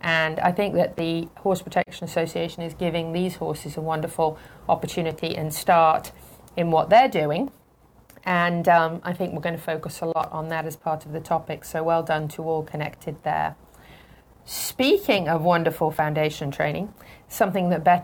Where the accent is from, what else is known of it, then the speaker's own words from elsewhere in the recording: United Kingdom; moved away; I'm a Brit